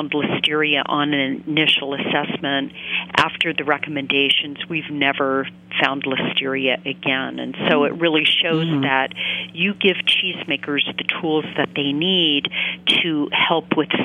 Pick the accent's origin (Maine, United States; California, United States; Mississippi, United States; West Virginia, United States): Maine, United States; I grew up in Maine